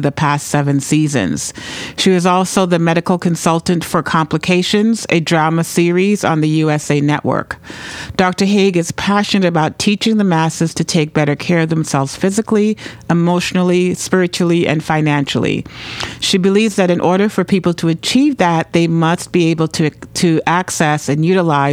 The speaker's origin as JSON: {"language": "English", "country": "Trinidad & Tobago", "tie": "born or raised there", "moved": "yes", "lives_now": "New Hampshire, United States", "said": "I'm the daughter of Grenadian and Venezuelan parents, and I was born in Trinidad"}